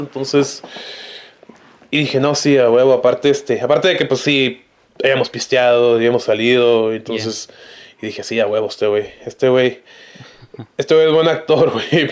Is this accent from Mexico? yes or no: yes; Tijuana, Baja California, Mexico; somos de Tijuana, yo y … grabamos desde Tijuana